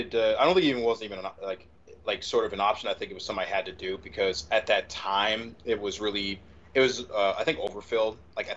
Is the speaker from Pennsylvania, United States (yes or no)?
yes; Norristown, Pennsylvania, United States; also born or lived in Philadelphia, Pennsylvania; it's pretty much Norristown. I was born in South Philly, and I moved back and forth between living with my grandmother, then my mom. Then my dad, and I had a little runabout growing up, but essentially I ended up settling in Norristown.